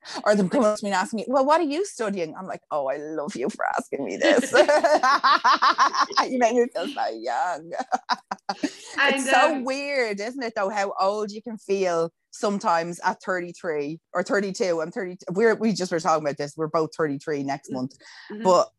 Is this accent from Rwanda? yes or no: no; Dublin, Leinster, Ireland; even I can hear a fucking Wicklow accent coming through my voice, and I'm like, no, I'm from Dublin, and that's it.